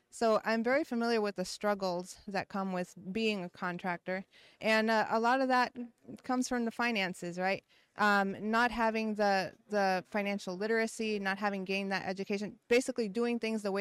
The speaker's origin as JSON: {"language": "English", "town": "Brandon", "region": "Mississippi", "country": "United States", "said": "We're 30 mi- about 30 miles outside of Jackson."}